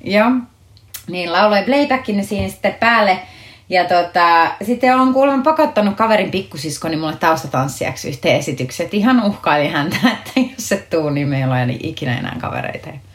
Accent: Akaa, Pirkanmaa, Finland; also born or lived in Tampere; mä oon syntynyt täällä Tampereella, mutta sitten mä oon, mä oon niin lapsuuteni asunut tuossa Akaa Viialassa, eli Viialan kylässä, semmoisessa siis 5000 asukkaan kylässä, kunnes sitten mä olin 14 kasiluokalle, me muutettiin takaisin Tampereelle

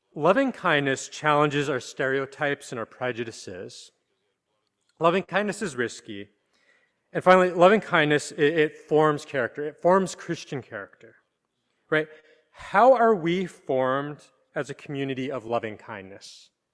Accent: Canada; now in New York, United States; I'm from Canada

